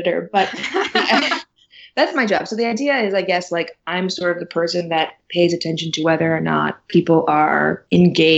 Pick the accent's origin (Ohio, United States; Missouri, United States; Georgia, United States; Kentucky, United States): Missouri, United States; St. Louis; moved away; I'm from St. Louis, so I used to work with Jobs of Justice when I was in college